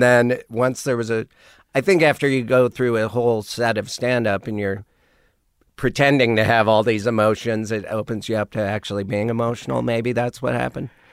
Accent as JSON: {"language": "English", "town": "Missoula", "region": "Montana", "country": "United States", "tie": "born or raised there", "also_born_or_lived": "Monterey / Austin", "moved": "as an adult", "said": "growing up in Montana"}